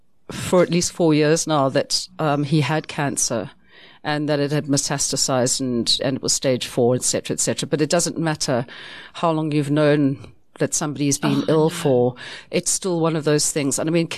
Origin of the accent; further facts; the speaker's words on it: United Kingdom; because we like to talk about the weather because essentially we're British and that's what we do.